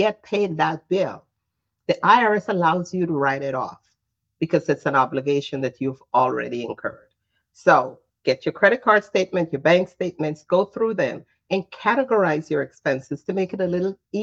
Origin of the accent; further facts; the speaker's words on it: Guyana; now in New Jersey, United States; I'm originally from Guyana